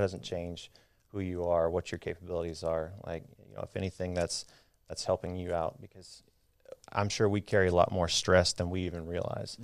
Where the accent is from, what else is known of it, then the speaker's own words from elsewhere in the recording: Midland, Texas, United States; I grew up out in West Texas in Midland.